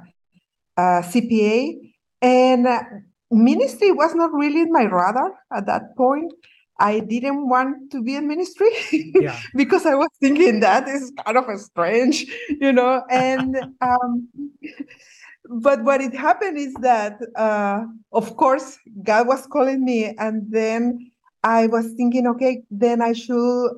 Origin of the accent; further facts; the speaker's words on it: Ensenada, Baja California, Mexico; moved away as an adult; I was born in Ensenada, in Baja, in Mexico